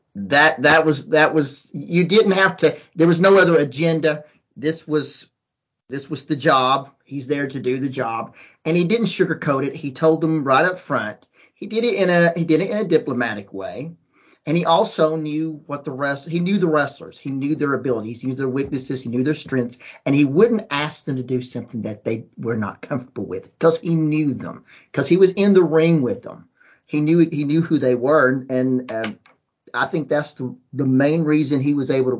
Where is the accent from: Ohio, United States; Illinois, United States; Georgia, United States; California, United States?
Georgia, United States; when we were growing up in Georgia